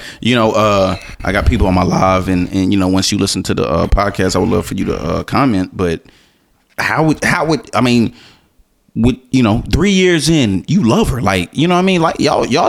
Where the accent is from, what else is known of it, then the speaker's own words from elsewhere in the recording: Florida, United States; I'm from Florida, my dude.